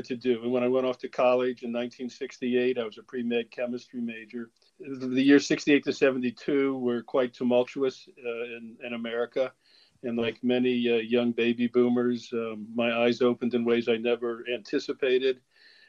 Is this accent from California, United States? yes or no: no; Cincinnati, Ohio, United States; moved away as an adult; also born or lived in Kentucky / Boston; Cincinnati, Ohio, my hometown